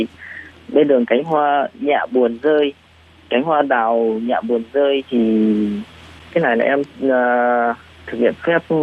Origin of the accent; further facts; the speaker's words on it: Vietnam; moved away as an adult; now in Taiwan; người Việt Nam mình ăn Tết thì nó vui hơn